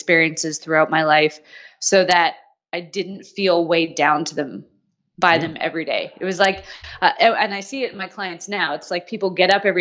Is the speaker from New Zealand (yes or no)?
no; Canada; moved away as an adult; also born or lived in Australia